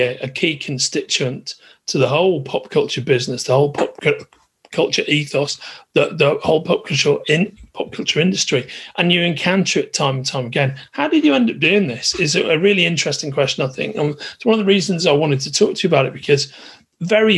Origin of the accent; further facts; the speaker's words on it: Merseyside, North West England, United Kingdom; moved away; me starting in the northwest of England in Merseyside